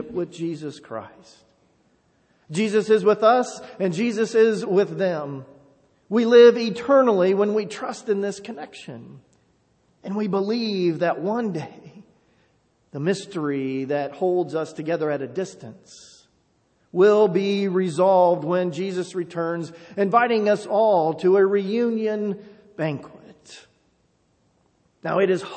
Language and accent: English; Enon, Ohio, United States; moved away; growing up in a small town, growing up in Enon